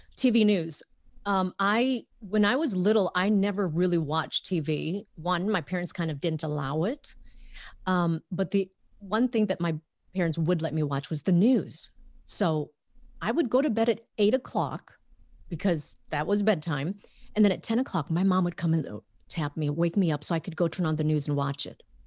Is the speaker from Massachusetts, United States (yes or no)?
no; Minnesota, United States; moved away as an adult; also born or lived in Vietnam; now in Los Angeles, United States; growing up in Minnesota.